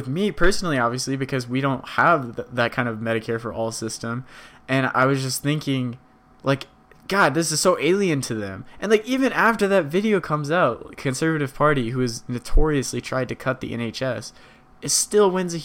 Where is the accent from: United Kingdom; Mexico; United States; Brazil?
United States; as an American